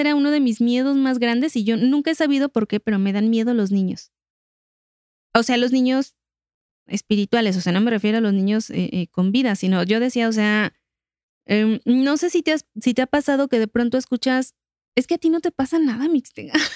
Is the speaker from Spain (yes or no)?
no; Mexico; nosotros como, como mexicanos